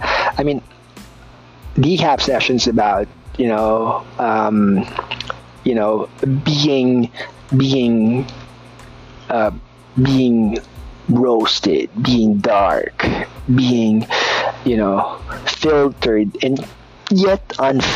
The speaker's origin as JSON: {"language": "English", "country": "Philippines", "said": "I'm a Filipino, I'm brown"}